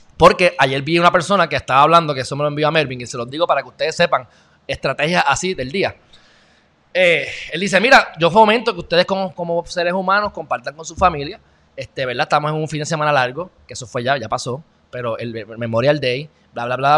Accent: Puerto Rico; un gran puertorriqueño

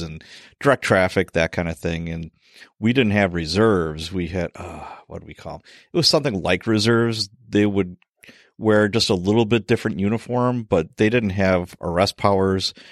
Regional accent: Chicago, Illinois, United States; I grew up in Chicago, so I, you know, I had firsthand, you know, witnessing of all kinds of policy stuff going on. And we were, we moved to a suburb

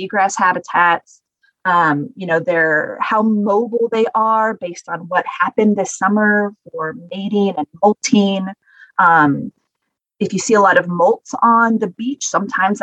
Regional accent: Northern California, United States; I grew up in Northern California, fishing, you know, getting abalone.

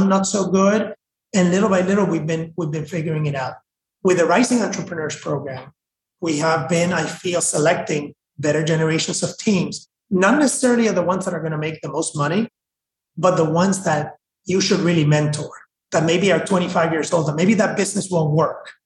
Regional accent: Puerto Rico; moved away as an adult; also born or lived in San Francisco; now in Miami, United States; I was quite removed from Puerto Rico, from my high school friendships, kept in touch online, what have you. I didn't visit the island very much except to see my parents

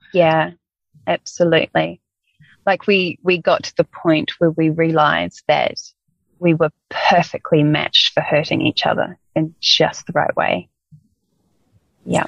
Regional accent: New Zealand; moved away; we're both from New Zealand

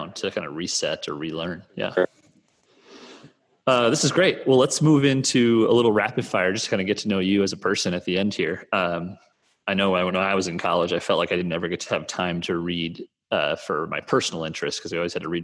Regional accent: Midwest, United States; I'm from the Midwest here

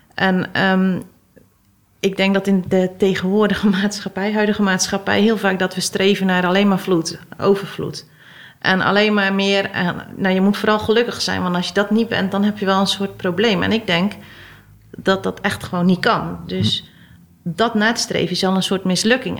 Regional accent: Westkapelle, Zeeland, Netherlands; moved away; Zeeland of uit Westkapelle, waar ik vandaan kom

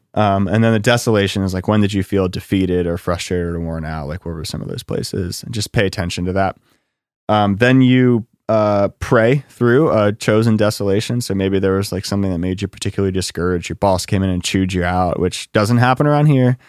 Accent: Lancaster, Pennsylvania, United States; I'm from Lancaster and there's a lot of cows

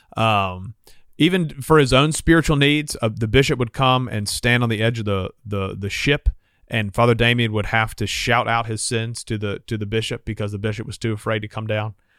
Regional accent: Montgomery, Alabama, United States; Growing up in Montgomery

